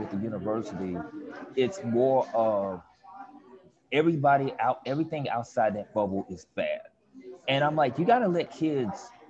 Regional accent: Memphis, Tennessee, United States; now in New Orleans, United States; in my hometown in Memphis

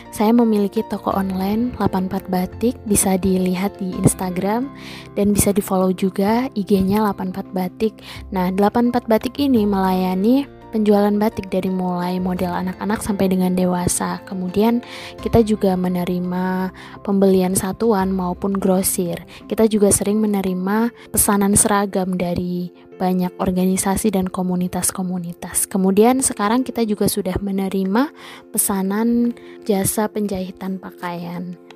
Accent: Bumiayu, Central Java, Indonesia; Saya dari Bumiayu, Brebes, Jawa Tengah.

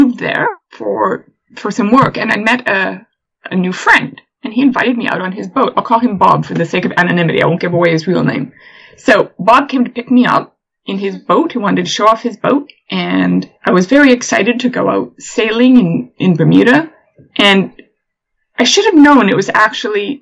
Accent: Canada; moved away as an adult; now in England, United Kingdom; I'm from Canada

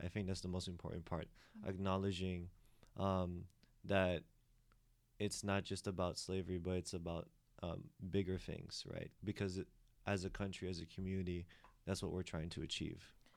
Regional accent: United States; also born or lived in Philippines; I grew up in the States, therefore my accent is different

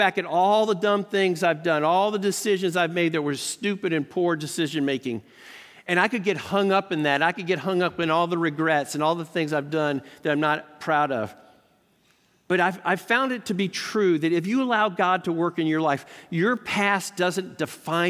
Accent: United States; I'm from America.

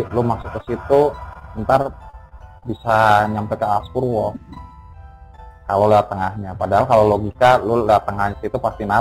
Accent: Medan, North Sumatra, Indonesia; also born or lived in Banda Aceh; Jadi uh, eh, gue kan sebenarnya kan aslinya orang Medan nih kan. Hmm. Lahir di Medan, besar di Medan. Nah, orangnya bukan orang Medan, orang Padang. Jadi tuh gue sempat kuliah tuh berapa empat tahun itu di hmm. Banda Aceh

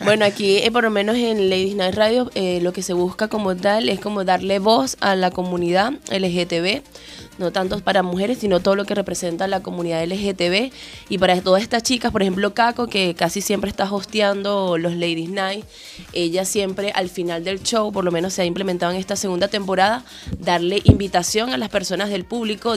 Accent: Coro, Falcón, Venezuela; now in Chile; Yo soy de Coro

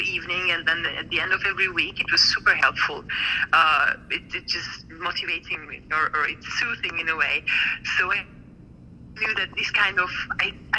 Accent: Hungary; moved away as an adult; now in France; in 7 weeks I would go home to my hometown into Hungary

